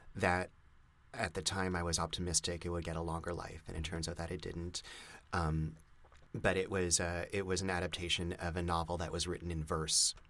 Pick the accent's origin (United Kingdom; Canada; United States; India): Canada; Montreal, Quebec; moved away; when I grew up in Montreal